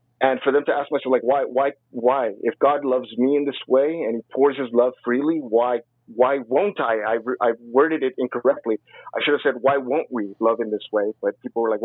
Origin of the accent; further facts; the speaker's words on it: Compton, California, United States; I was raised in Compton